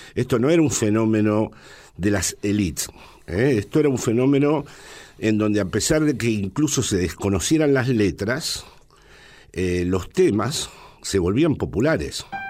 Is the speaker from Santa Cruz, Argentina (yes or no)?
no; Buenos Aires, Argentina; moved away as an adult; also born or lived in Villa Martelli, Argentina; now in Madrid, Spain; yo nací en el Hotel Crillon, probablemente mi padre era peronista y tenía que ver con ese hotel